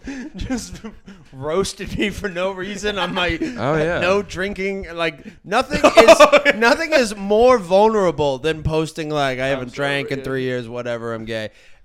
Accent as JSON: {"language": "English", "town": "Boston", "region": "Massachusetts", "country": "United States", "said": "Cause I'm from Boston."}